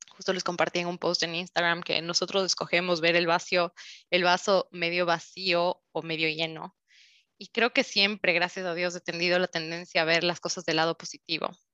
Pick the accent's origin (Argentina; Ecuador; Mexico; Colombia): Ecuador; Quito, Pichincha; moved away as an adult; now in Switzerland; soy de Quito, Ecuador